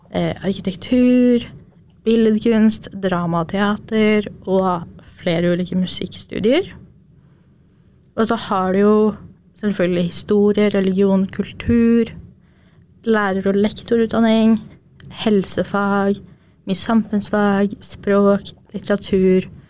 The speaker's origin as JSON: {"language": "Norwegian", "town": "Jevnaker", "region": "Innlandet", "country": "Norway", "moved": "as an adult", "lives_now": "Trondheim, Norway", "said": "er opprinnelig fra Jevnaker, et lite sted på Østlandet"}